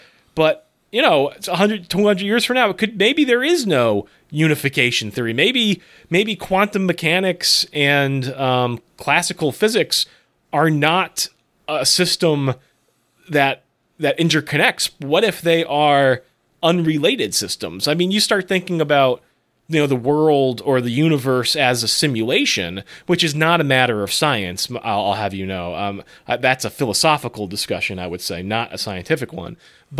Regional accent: West Springfield, Massachusetts, United States; You may have passed my hometown on the Mass Pike on the way there. West Springfield, exit 4.

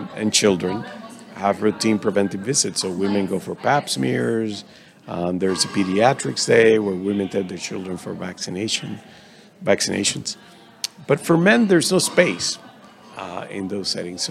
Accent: Dominican Republic; I am from the Dominican Republic, so working in my native country

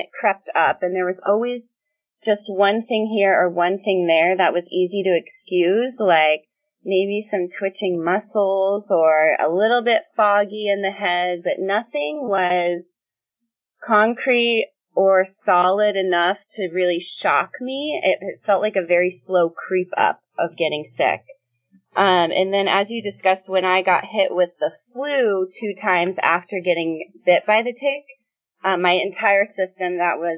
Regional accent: New York, United States; I grew up born and raised in New York 20 years

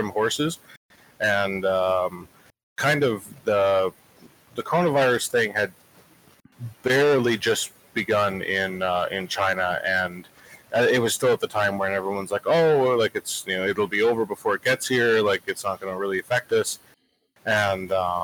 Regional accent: Canada; moved away as an adult; now in Oklahoma, United States; I'm a Canadian citizen. I'm down here on a student visa.

